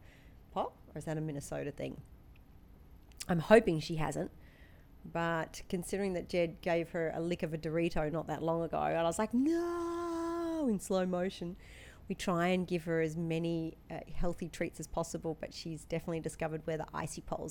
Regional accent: Australia; moved away; if we say lemonade at home in Australia, that will be Sprite

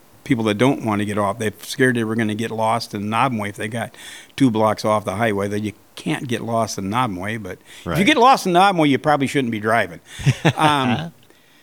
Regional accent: Engadine, Michigan, United States; also born or lived in Saginaw; I'm from Engadine

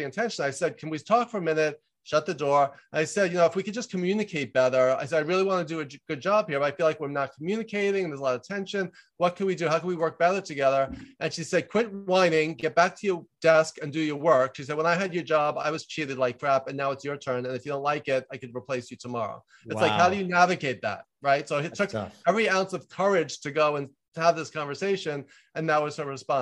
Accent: New York, United States; moved away as an adult; also born or lived in Los Angeles; I'm from New York. I worked in advertising in New York for Ogilvy and May there for a year, moved out

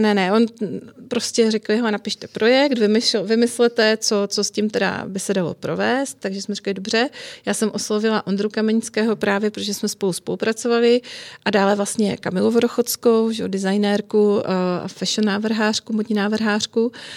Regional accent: Frýdek-Místek, Moravian-Silesian Region, Czechia; moved away as an adult; now in Prague, Czech Republic; já jsem vyrůstala v rodině hodně kulturně zaměřené, že můj otec celý život hrál a vedl ochotnické divadlo u nás na malém městě ve Frýdsku místku, odkud pocházím

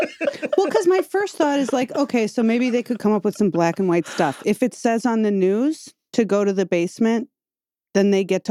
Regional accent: Midwest, United States; I'm from the Midwest too.

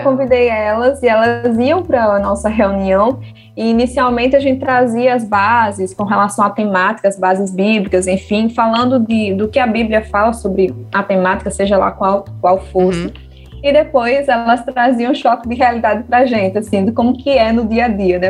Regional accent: João Pessoa, Paraíba, Brazil; also born or lived in Guinea-Bissau; eu tinha sete anos, então eu fui realmente criada aqui, né? A minha cultura também daqui, tanto que meu sotaque também é daqui

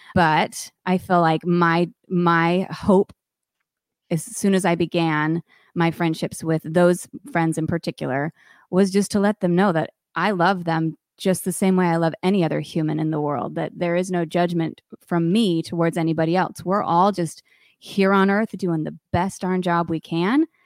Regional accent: Connecticut, United States; moved away; also born or lived in Provo, Utah / New York City; I grew up in Connecticut

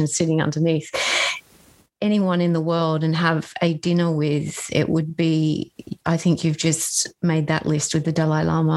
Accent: Australia; I'm very grateful as an Australian

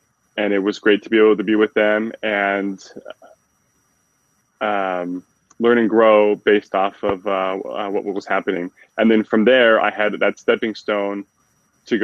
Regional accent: Utah, United States; moved away as an adult; now in Detroit, United States; born and raised in the Utah area

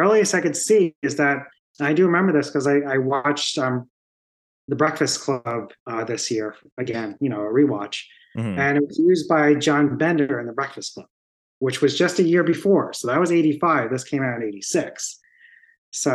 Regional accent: Long Island, New York, United States; born and bred on Long Island

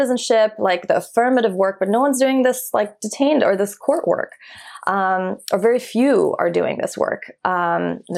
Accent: Iran; born there; I was born in Iran during the Iran Iraq War.

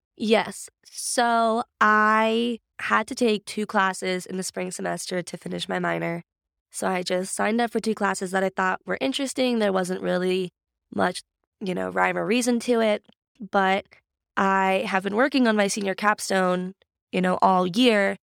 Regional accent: Grove City, Pennsylvania, United States; I'm actually from Grove City. So, my parents both went to Grove City in the nineties and met, got married

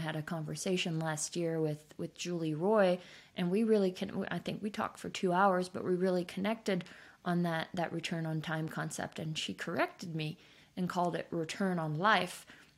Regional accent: Switzerland; I grew up in Switzerland. I am fortunate enough to be a skier.

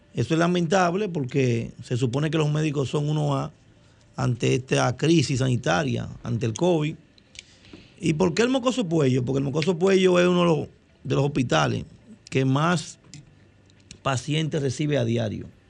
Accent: Dominican Republic; yo soy un dominicano

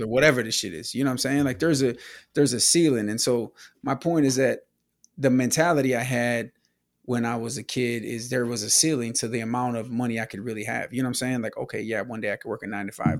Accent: Milwaukee, Wisconsin, United States; born or raised there; moved away

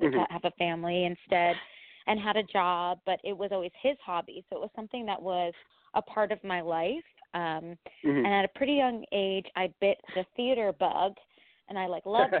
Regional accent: Freehold, New Jersey, United States; moved away as an adult; now in New York City, United States; I actually grew up about an hour south of Manhattan in New Jersey, in Freehold, New Jersey

